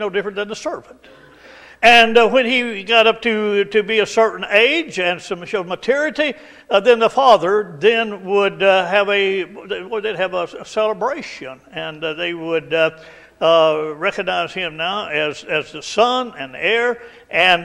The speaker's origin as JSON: {"language": "English", "area": "Estill County", "region": "Kentucky", "country": "United States", "tie": "born or raised there", "said": "I grew up in, over in Estill County, and out in the country there"}